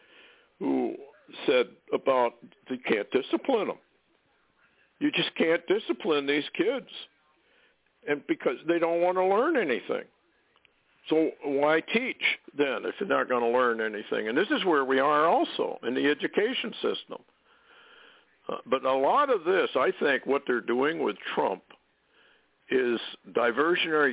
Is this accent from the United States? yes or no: yes; Vermont, United States; when I was a little kid growing up in Vermont